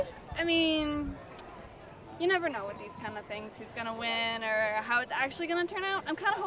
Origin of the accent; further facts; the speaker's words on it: Massachusetts, United States; We're from Massachusetts